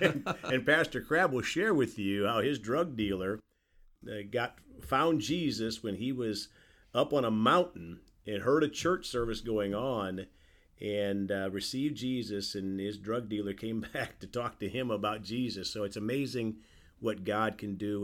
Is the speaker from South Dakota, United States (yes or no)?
yes; South Dakota, United States; also born or lived in Indiana; now in Evansville, United States; my home state of South Dakota